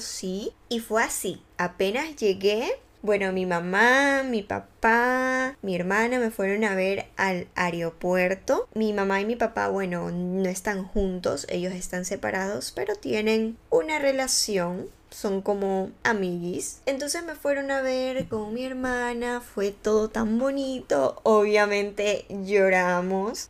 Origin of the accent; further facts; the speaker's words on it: Ecuador; moved away as an adult; now in Spain; La primera vez que volví a mi país de origen, después de haber emigrado a España